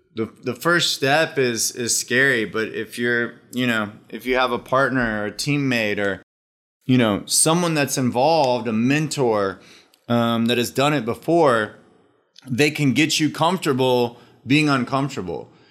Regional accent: Austin, Texas, United States; Austin, Texas. Grew up in Austin.

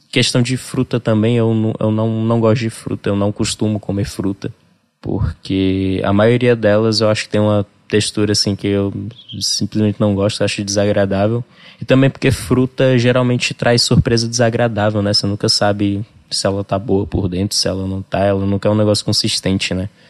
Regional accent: Parnaíba, Piauí, Brazil; also born or lived in Rio Grande do Sul; pra gente que, sei lá, nasceu e foi criado aqui

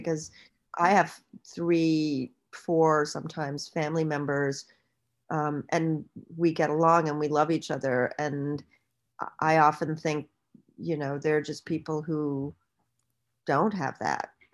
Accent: Bahamas; moved away; I'm from the Bahamas

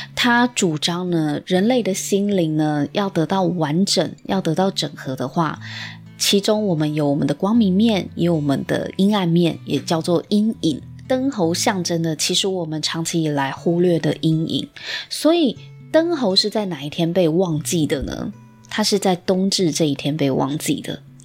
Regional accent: Taiwan; 我们台湾人的一个潜意识以及价值观

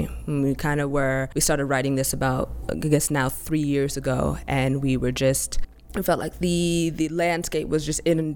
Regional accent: New York City, New York, United States; I'm from Harlem

